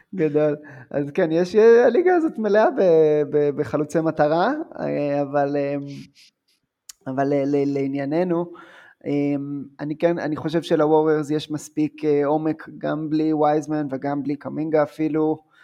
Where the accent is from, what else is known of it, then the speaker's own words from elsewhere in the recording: Ramat Rachel, Jerusalem District, Israel; אני בא מקיבוץ